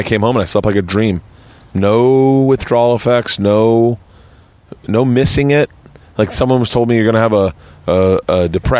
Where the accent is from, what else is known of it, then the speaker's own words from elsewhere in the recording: Tampa, Florida, United States; moved away as an adult; also born or lived in New York; I grew up in Tampa.